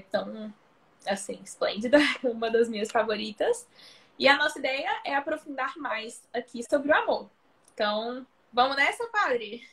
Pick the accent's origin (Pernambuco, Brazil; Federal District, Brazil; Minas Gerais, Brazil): Federal District, Brazil; Brasília; now in Recife, Brazil; eu sou de Brasília, mas atualmente moro em Recife